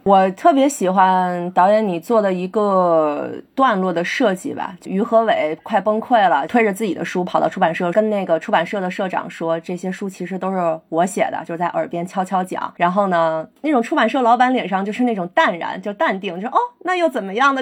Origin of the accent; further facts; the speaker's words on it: Beijing, China; 我北京人，我，但我是朝阳区的人哦